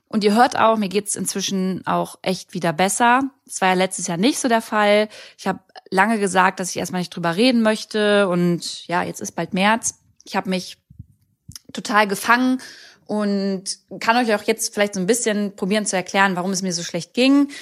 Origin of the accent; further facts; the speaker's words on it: Braunschweig, Lower Saxony, Germany; also born or lived in Berlin; ich komme ja ursprünglich aus Braunschweig und da sind meine besten Freunde, da ist meine Familie